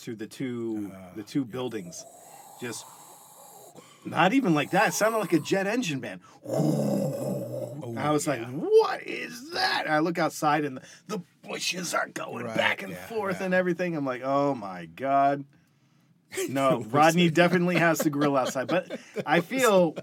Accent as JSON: {"language": "English", "region": "Mid-Atlantic East Coast", "country": "United States", "moved": "yes", "lives_now": "Sweden", "said": "I hail originally from the Mid-Atlantic East Coast"}